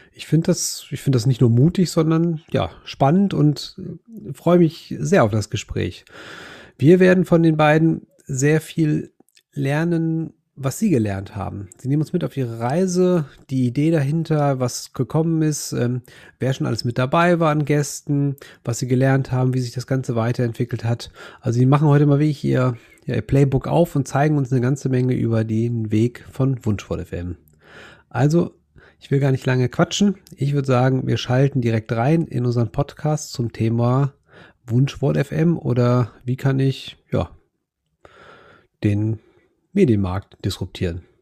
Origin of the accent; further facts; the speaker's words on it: Germany; Ich bin ja ein Friese